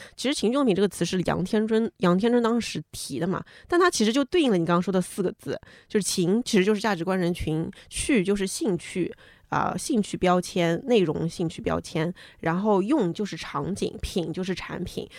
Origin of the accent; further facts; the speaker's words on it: China; 我们中国人